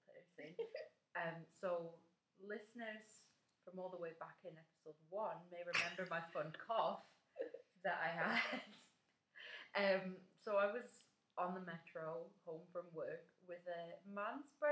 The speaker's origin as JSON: {"language": "English", "country": "United Kingdom", "said": "We're British"}